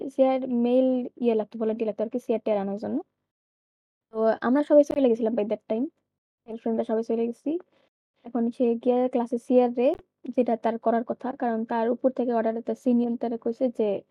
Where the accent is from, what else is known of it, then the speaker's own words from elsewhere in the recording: Dhaka, Dhaka Division, Bangladesh; আমি ঢাকা থেকে বড় হয়েছি